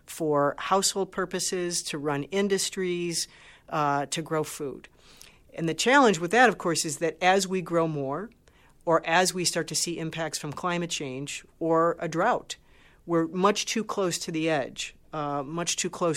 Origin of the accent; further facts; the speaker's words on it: Great Lakes region, Midwest of the U.S., United States; I grew up around the Great Lakes. I'm from the Midwest of the U.S.